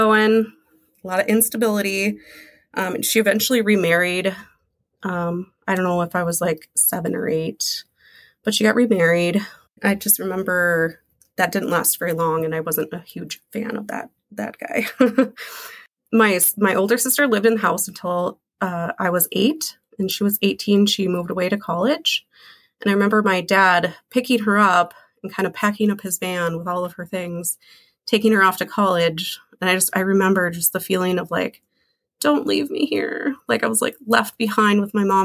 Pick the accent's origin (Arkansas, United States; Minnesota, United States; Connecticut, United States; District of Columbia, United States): Minnesota, United States; Minneapolis; I was born here in Minneapolis in 1985